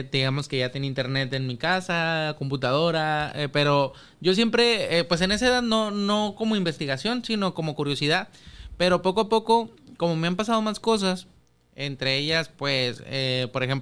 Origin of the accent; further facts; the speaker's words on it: Chile; Yo eh, soy de Chile, yo te sigo el rollo.